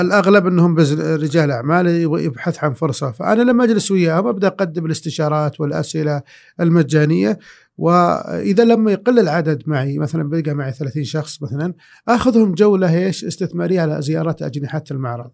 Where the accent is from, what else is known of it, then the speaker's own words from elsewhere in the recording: Saudi Arabia; انا سعودي